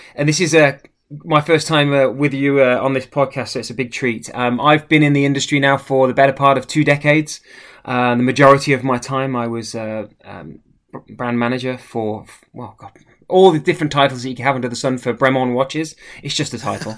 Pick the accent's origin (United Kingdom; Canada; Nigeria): United Kingdom; the middle of England; moved away as an adult; also born or lived in United States; now in Arundel, United Kingdom; born and raised in the middle of England